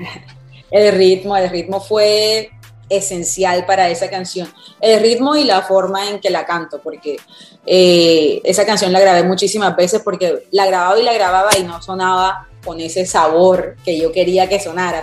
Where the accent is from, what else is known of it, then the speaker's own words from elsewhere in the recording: Cartagena, Bolívar, Colombia; moved away as an adult; now in Miami, United States; yo nací en Cartagena, vengo de la champeta